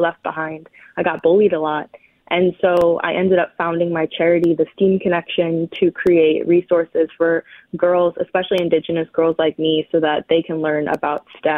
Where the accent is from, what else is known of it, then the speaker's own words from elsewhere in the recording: Michigan, United States; I'm Ojibwe from the Sioux Tribe, which is in the Upper Peninsula of Michigan. Mm-hmm. I kind of grew up all over the place.